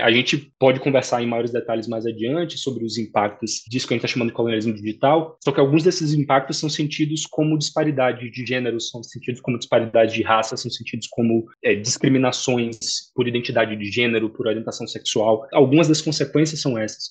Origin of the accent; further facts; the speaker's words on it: Salvador, Bahia, Brazil; now in São Paulo, Brazil; eu sou soteropolitano de nascimento